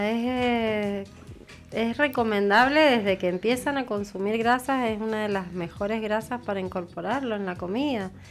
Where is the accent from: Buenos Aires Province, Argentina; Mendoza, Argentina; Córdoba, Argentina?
Mendoza, Argentina; No, yo soy muy mendocina y yo